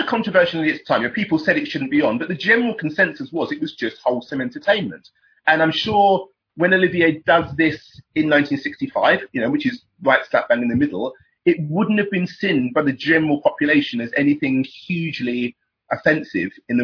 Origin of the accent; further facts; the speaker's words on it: England, United Kingdom; I'm British